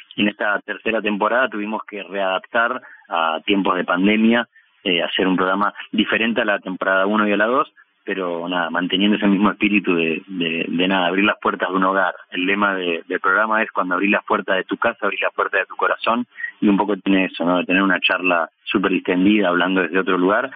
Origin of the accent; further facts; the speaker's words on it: Bahía Blanca, Buenos Aires Province, Argentina; now in Buenos Aires, Argentina; Empecé haciendo espectáculos callejeros en, mi ciudad natal, después fue creciendo la cosa, me vine a vivir a Buenos Aires